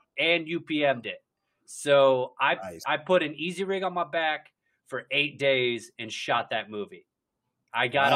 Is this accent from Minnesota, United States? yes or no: no; Ohio, United States; now in New York, United States; I'm from Ohio originally.